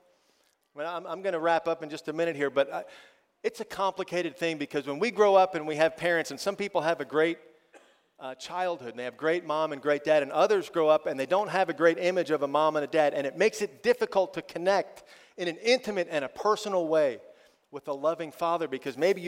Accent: United States; I'm from America

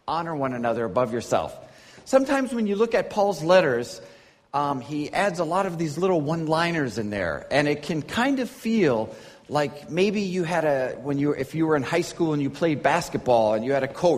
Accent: Minnesota, United States; moved away as an adult; now in Beijing, China; Where I come from, I'm from Minnesota in the United States

